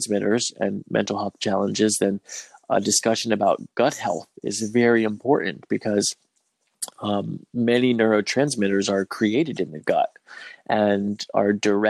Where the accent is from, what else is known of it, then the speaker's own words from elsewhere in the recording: United States; as a white person, then having growing up in America